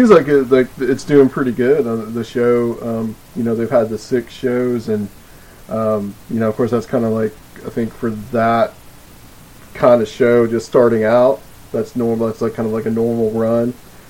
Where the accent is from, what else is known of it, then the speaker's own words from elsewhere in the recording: the South, United States; Oh, I'm a Southerner, man